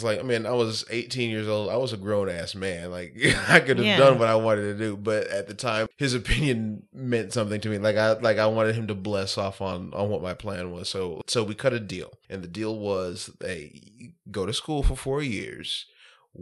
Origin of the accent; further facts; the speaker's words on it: South Arkansas, United States; also born or lived in Pine Bluff, Arkansas / Arkadelphia, Arkansas; now in Little Rock, United States; Pine Bluff is kind of where I hail from, but I grew up in South Arkansas, went to college in South Arkansas